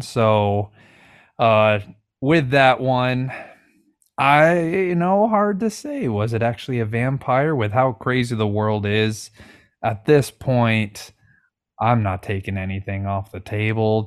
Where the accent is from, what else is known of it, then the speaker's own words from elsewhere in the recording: Washington, United States; I'm from Washington State